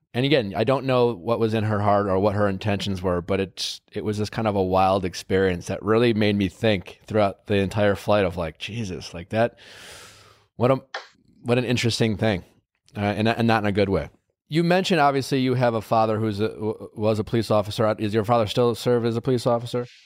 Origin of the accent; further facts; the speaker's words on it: Wisconsin, United States; I told you I grew up in Wisconsin